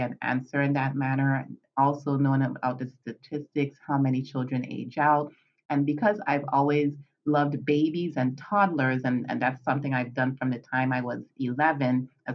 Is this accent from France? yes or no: no; U.S. Virgin Islands; moved away as an adult; also born or lived in Northeast Pennsylvania, United States; now in Pennsylvania, United States; I am originally from the Caribbean, the Virgin Islands, St. Thomas in particular, and I have been residing in Pennsylvania, Northeast Pennsylvania, for the past almost 20 years